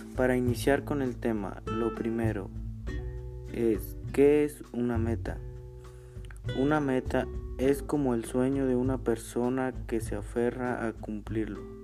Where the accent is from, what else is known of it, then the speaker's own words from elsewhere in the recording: San Miguel Xochitla, Igualtepec, Puebla, Mexico; Soy de San Miguel Sosutla, Gualtepe Puebla